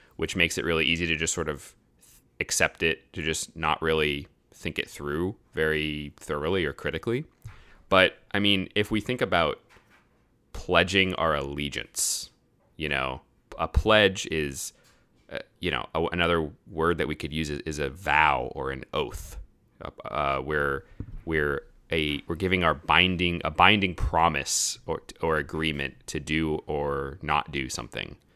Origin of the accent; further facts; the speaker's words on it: United States; As an American citizen, you know, that, that's, that's where I come from.